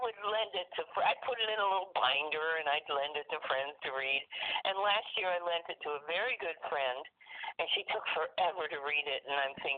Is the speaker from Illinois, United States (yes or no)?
yes; central Illinois, United States; also born or lived in Canada; I grew up mostly in central Illinois, and I currently live in a rural area in central Illinois